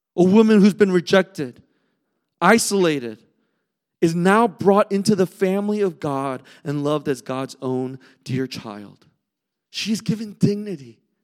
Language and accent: English; Southern California, United States; moved away; growing up in California, in Southern California